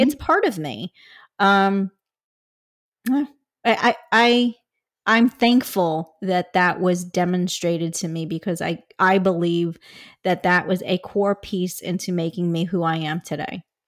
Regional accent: Chicago, Illinois, United States; born or raised there

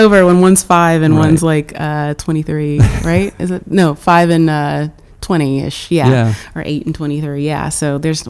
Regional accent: Florida, United States; moved away as an adult; also born or lived in Lexington, Kentucky / Tennessee; now in New York, United States; So I was born in Lexington, Kentucky, but I was raised mostly in Florida and a little bit of South Florida and North Florida, both. So most recently, my family, when I was a teenager, moved all to North Florida, and that's where they still are.

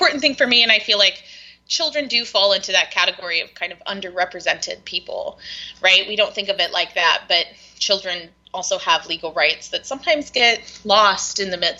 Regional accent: South Carolina, United States; moved away; I grew up in South Carolina.

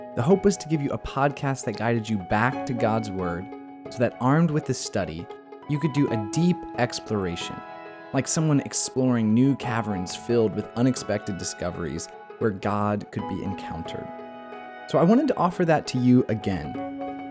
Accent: United States; I'm speaking as an American

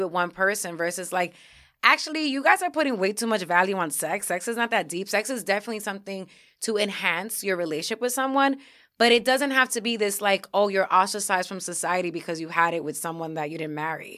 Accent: New York City, New York, United States; moved away as an adult; also born or lived in Syracuse; I'm coming from New York City

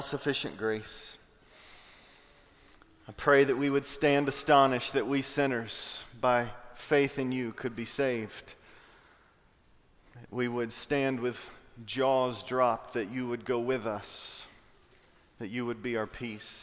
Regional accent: Knoxville, Tennessee, United States; now in Raleigh, United States; I grew up in Knoxville, Tennessee

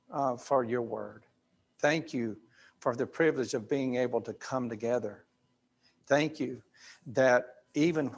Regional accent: Grady, Alabama, United States; I'm from Grady, Alabama

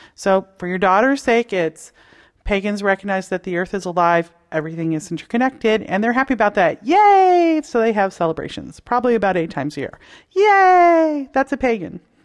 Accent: Toronto, Ontario, Canada; I grew up in Toronto, Canada, from the suburbs

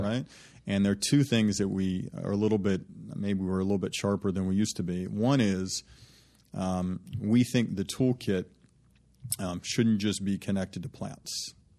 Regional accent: Birmingham, Alabama, United States; moved away; the folks that I was raised with in Birmingham

